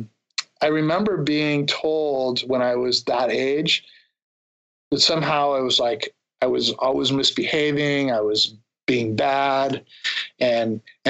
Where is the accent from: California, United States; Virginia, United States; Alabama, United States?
California, United States; San Diego; I grew up in San Diego, and I was surfing, skateboarding my whole youth